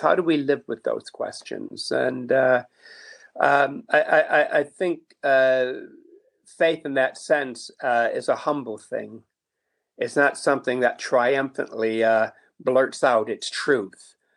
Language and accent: English; Niagara Falls, New York, United States; I grew up in Niagara Falls, New York